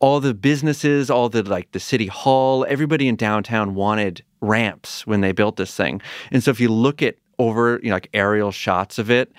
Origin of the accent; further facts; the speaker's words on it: Pioneer Valley, Massachusetts, United States; I'm a little further west, Pioneer Valley